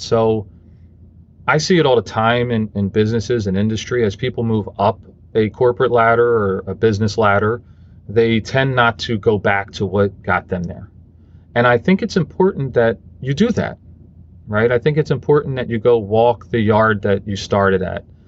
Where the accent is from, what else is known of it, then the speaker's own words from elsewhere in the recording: Philadelphia, Pennsylvania, United States; I grew up in Philadelphia